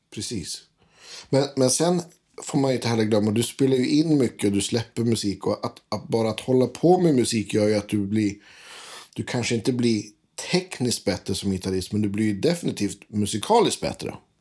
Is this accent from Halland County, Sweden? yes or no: no; inland Västerbotten, Västerbotten County, Sweden; jag är från Västerbottens inland